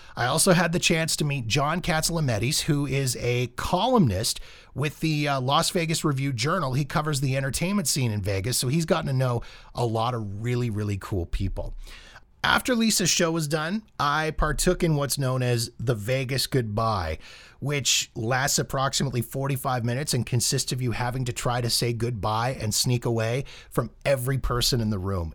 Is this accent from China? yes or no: no; Calgary, Alberta, Canada; my hometown of Calgary.